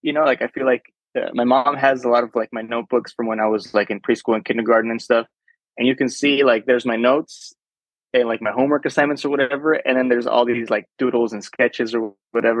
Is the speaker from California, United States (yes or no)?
yes; Chula Vista, California, United States; first language Spanish; English is a second language; I grew up in Chula Vista